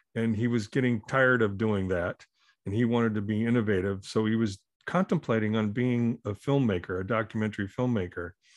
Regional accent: Minneapolis, Minnesota, United States; born or raised there; also born or lived in Omaha, Nebraska

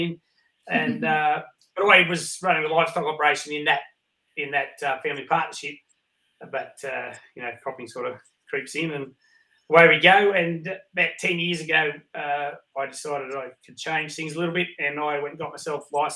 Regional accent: Wagga Wagga, New South Wales, Australia; I'm from Wagga. That's where I was born and bred, Wagga Wagga, here in southern New South Wales.

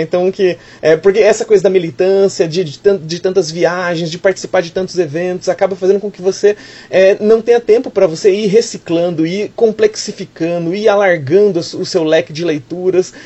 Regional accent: Campinas, São Paulo, Brazil; now in São Paulo, Brazil; Eu falo de São Paulo, nasci em Campinas, mas moro em São Paulo

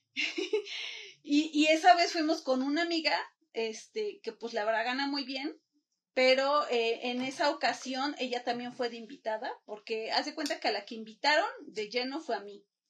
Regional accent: Puebla, Mexico; yo soy de Puebla

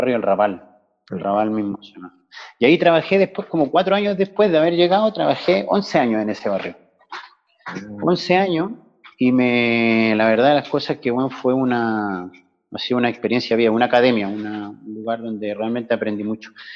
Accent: Chile; moved away as an adult; now in Barcelona, Spain; salí de Chile el 21 de julio, pero pasé el verano en Inglaterra y en Suecia y caí por acá en octubre. O sea que en octubre de este año cumplo 20 años en, Cataluña, en Barcelona

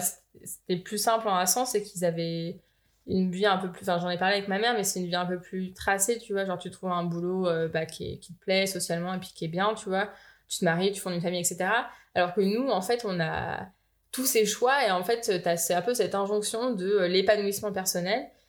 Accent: Eaubonne, Île-de-France, France; moved away as an adult; also born or lived in Boulder, Colorado, United States; j'ai grandi dans le Val d'Oise, à Aubonne

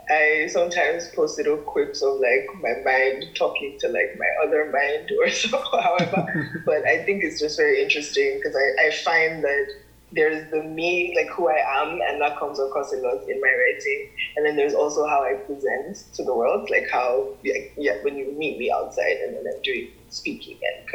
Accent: Nigeria; I am a Nigerian woman.

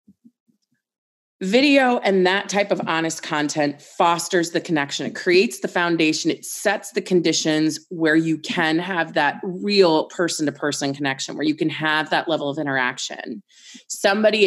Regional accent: Annapolis, Maryland, United States; I'm from Annapolis

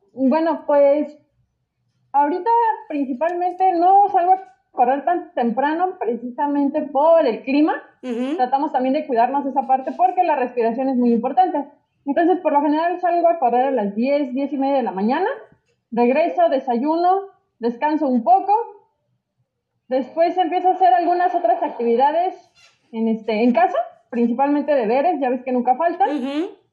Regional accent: Mexico; como mexicanos

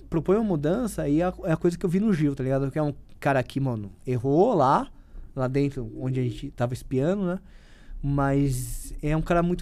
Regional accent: São Paulo, Brazil; Eu não sou, não, não, não tenho cara de nordestino, sou paulista, mas a minha alma, é, ela é, é, é, do Nordeste

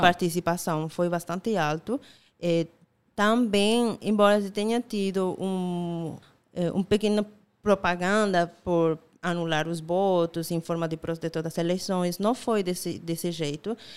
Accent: Bolivia; Portuguese is a second language; moved away as an adult; also born or lived in La Paz, Bolivia; now in Paraíba, Brazil; eu sou boliviana

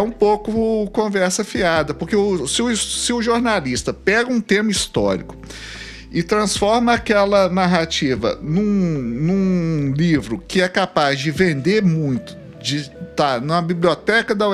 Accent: Belo Horizonte, Minas Gerais, Brazil; eu nasci no São João Batista, é, que é, é o, o, limite de venda nova ali com Santa Mônica, com Santa Amélia, que já é da regional Pampulha

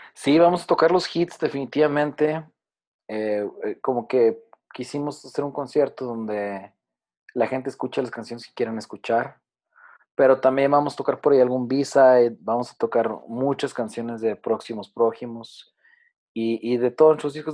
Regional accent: Zacatecas, Mexico; es la capital del estado de donde somos nosotros, nosotros somos zacatecanos

